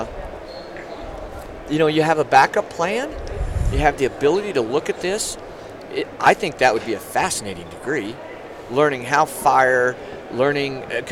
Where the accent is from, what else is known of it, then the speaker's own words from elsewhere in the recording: New Mexico, United States; since I was from New Mexico